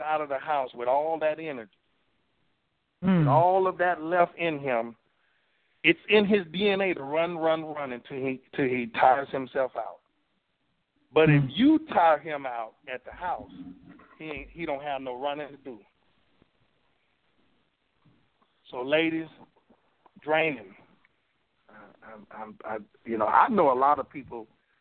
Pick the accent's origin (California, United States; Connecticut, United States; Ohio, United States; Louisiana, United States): Louisiana, United States; I grew up in Louisiana and I grew up in the country